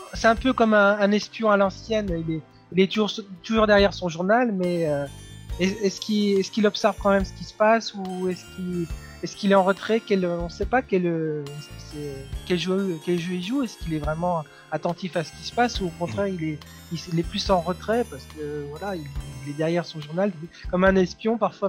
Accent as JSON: {"language": "French", "country": "France", "said": "chez nous en France"}